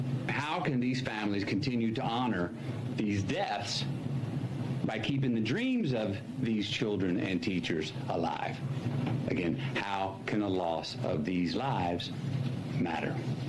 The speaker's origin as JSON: {"language": "English", "town": "Uvalde", "region": "Texas", "country": "United States", "tie": "born or raised there", "said": "my hometown, Uvalde."}